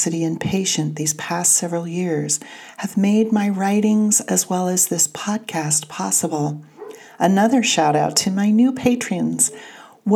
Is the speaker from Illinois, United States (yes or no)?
no; California, United States; accent: Californian; my Californian accent